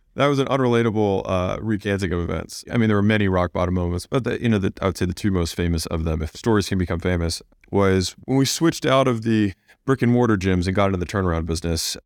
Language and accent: English; United States; I was born in America